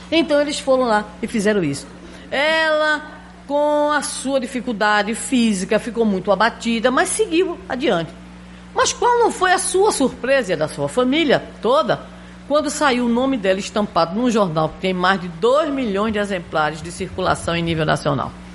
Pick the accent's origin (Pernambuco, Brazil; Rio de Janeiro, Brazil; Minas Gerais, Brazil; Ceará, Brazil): Pernambuco, Brazil; Recife; Eu sou pernambucana, né? Recifense.